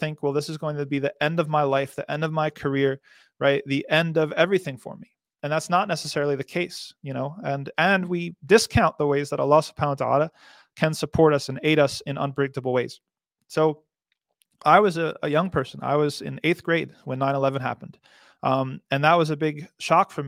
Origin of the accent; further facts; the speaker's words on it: New Jersey, United States; I'm from New Jersey